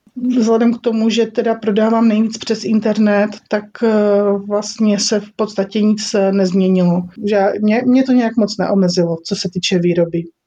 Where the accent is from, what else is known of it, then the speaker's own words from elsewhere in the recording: Olomouc, Olomouc Region, Czechia; My tady v Olomouci, protože já jsem z Olomouce